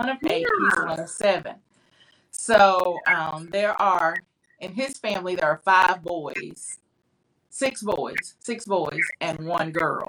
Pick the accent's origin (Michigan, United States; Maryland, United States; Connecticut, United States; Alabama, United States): Alabama, United States; Montevallo; I grew up in Montevallo. Montevallo is my home